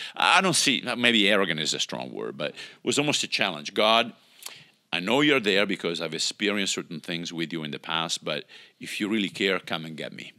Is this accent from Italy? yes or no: yes; Italy; moved away; I grew up in Italy, obviously, with, you know, the institutional religion there